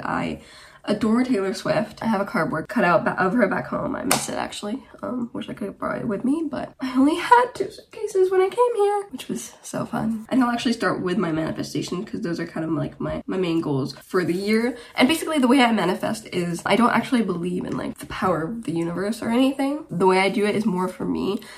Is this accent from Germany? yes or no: yes; Germany; also born or lived in Romania; now in Wigan, United Kingdom; I am originally from Romania, but I grew up in Germany and I currently live in the UK, uh, in Wigan, near Manchester